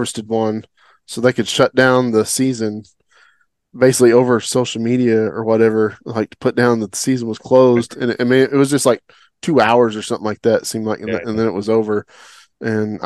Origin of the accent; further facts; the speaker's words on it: Oklahoma, United States; now in Texas, United States; growing up in Oklahoma